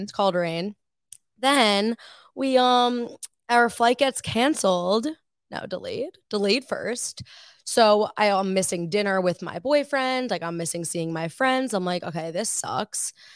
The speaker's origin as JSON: {"language": "English", "town": "Woodbury", "region": "New York", "country": "United States", "said": "I am from Woodbury, New York. It's on Long Island"}